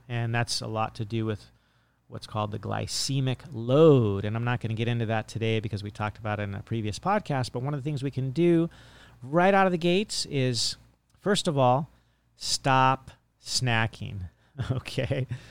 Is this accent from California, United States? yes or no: yes; Monterey Bay, California, United States; now in Hawaii, United States; I grew up in the Monterey Bay, and there was nothing but fields